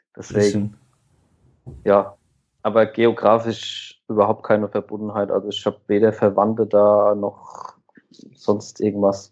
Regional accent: near Aschaffenburg, Bavaria, Germany; Ich bin 27 Jahre alt und komme aus der Nähe von Aschaffenburg

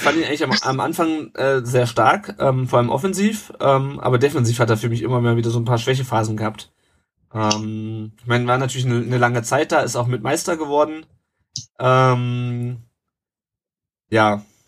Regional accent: Rhine-Main area, Hesse, Germany; Der Tom und ich, wir kommen ja beide hier aus dem Rhein-Main-Gebiet

